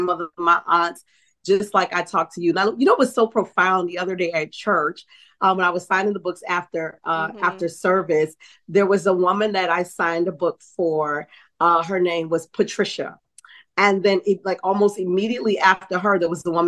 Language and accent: English; New Orleans, Louisiana, United States; I'm from New Orleans.